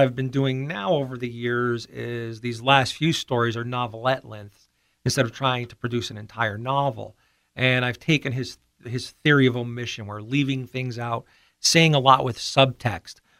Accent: Pittston, Pennsylvania, United States; also born or lived in Maine / Guam / Hawaii; I grew up in Pittston

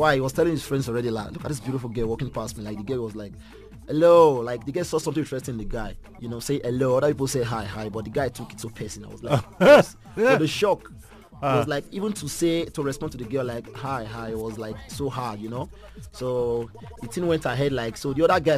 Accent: Benin City, Edo, Nigeria; moved away as an adult; now in South Africa; I was born in Benincity. I grew up there

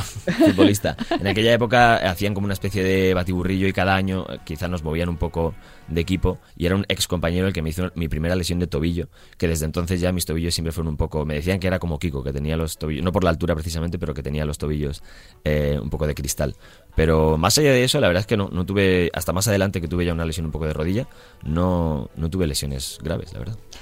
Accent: Madrid, Community of Madrid, Spain; moved away as an adult; now in London, United Kingdom; Somos tres españoles, parece un chiste, porque somos un catalán, un vasco y un madrileño

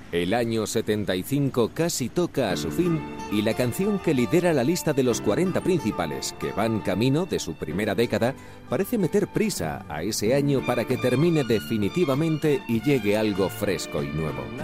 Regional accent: Valencia, Valencian Community, Spain; nos trasladamos a mi tierra, Valencia.

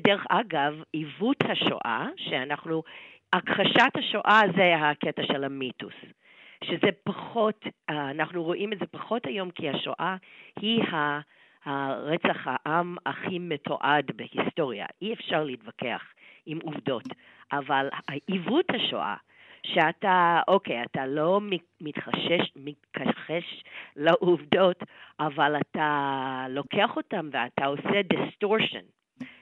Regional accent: United States; בתור אמריקאית

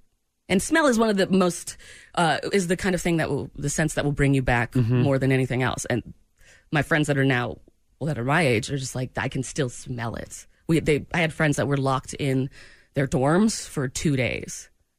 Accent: Maine, United States; moved away; I'm from New England, from Maine

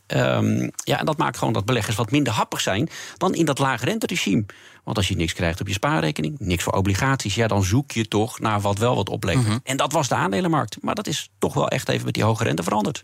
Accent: Netherlands; als Nederlander

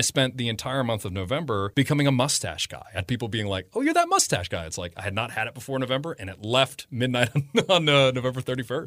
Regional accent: Damascus, Maryland, United States; I'm, I'm from Damascus, just right down the road. So small town boy that always went to Frederick when I was growing up.

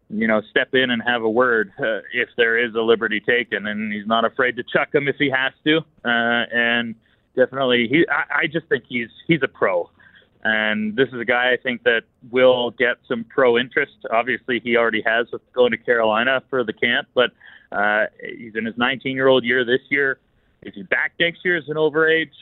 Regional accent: Vancouver Island, British Columbia, Canada; now in Lethbridge, Canada; I'm from Vancouver Island

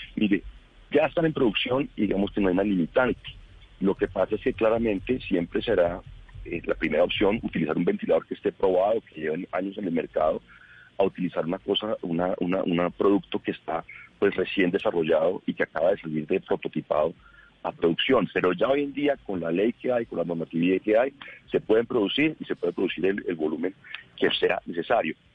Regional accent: Bogotá, Colombia; yo soy bogotano, quiero Bogotá

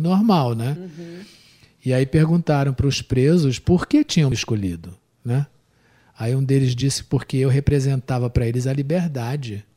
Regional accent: Brazil; não sou do Nordeste, mas sou do Brasil

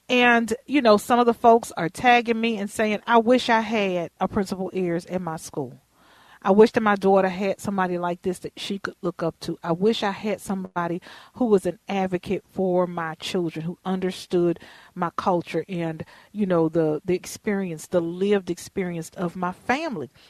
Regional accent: Houston, Texas, United States; now in Minnesota, United States; I grew up in Houston where you had to go to the school in your neighborhood because of districting and, and the regulations there.

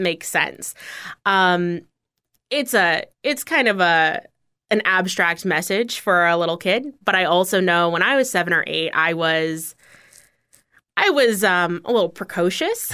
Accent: Bozeman, Montana, United States; also born or lived in Washington, D.C. metro area; now in Fort Myers, United States; I grew up in Bozeman. So Bozeman, Montana is a town

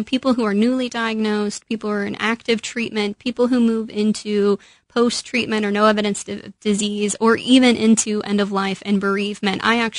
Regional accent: Midwest, United States; You can tell I'm from the Midwest.

